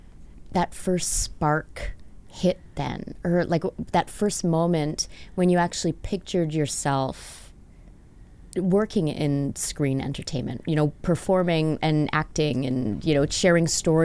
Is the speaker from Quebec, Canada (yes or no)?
yes; Montreal, Quebec, Canada; born there; No, I was born out east. I was born in Montreal.